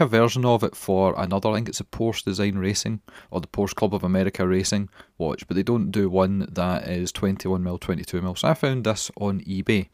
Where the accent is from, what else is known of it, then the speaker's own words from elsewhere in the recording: Scotland, United Kingdom; we're Scottish